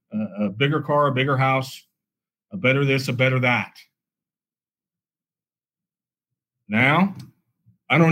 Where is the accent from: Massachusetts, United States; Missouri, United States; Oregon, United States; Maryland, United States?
Missouri, United States; Kansas City; I'm from Kansas City, been here, born and raised my whole life